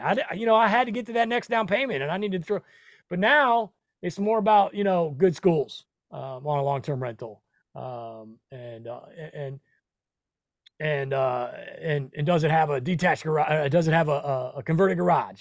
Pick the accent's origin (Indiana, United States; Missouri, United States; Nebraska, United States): Nebraska, United States; I come from Nebraska. Um, we're just bro, Midwestern boys